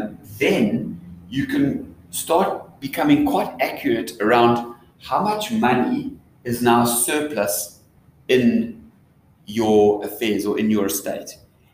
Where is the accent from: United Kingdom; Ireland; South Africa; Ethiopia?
South Africa; So it's not just generally a South African thing, but as a South African, if you are like a global citizen, then you need to have assets in the different jurisdictions where that currency is.